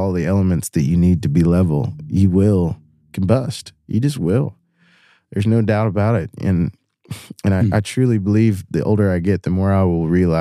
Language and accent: English; Chemical Valley, West Virginia, United States; now in Louisville, United States; I grew up in Chemical Valley